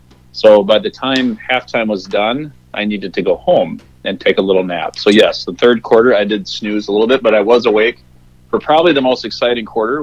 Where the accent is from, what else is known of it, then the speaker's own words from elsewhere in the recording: Northwest Iowa, United States; we grew up Northwest Iowa